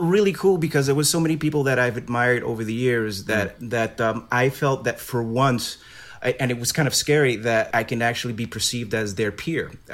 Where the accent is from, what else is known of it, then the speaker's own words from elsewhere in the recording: New York City, New York, United States; I'm from Brooklyn